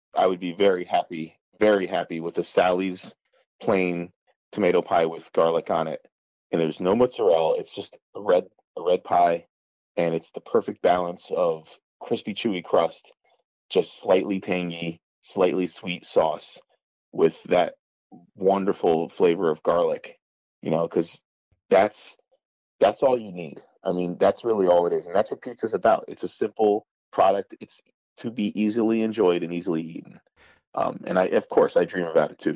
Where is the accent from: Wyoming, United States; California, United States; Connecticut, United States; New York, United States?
Connecticut, United States; New Haven; we grew up in New Haven